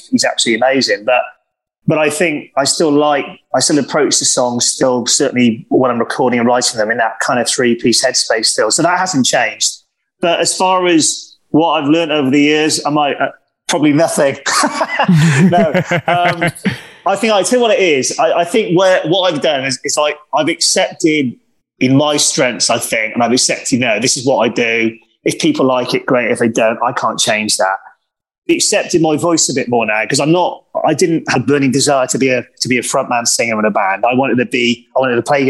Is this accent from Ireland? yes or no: no; South Wales, United Kingdom; moved away as an adult; also born or lived in London; when I first met John and we were growing up in South Wales